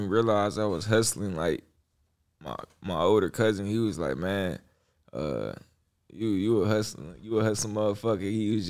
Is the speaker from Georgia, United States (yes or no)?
no; Inkster, Michigan, United States; I'm from Inkster, Michigan. Little city right outside.